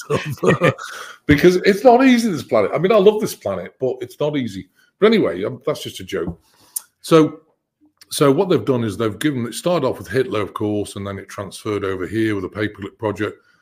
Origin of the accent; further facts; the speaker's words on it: United Kingdom; I'm British